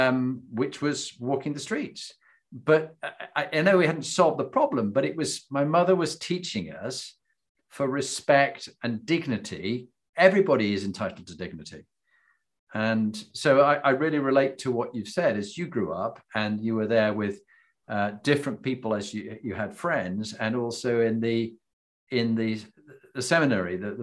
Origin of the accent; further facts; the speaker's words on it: Yorkshire and the Humber, United Kingdom; I grew up in Yorkshire in England